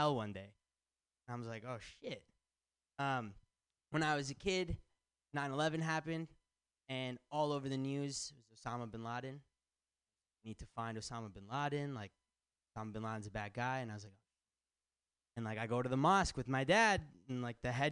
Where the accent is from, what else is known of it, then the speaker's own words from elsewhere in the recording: Michigan, United States; now in San Francisco, United States; I'm from Michigan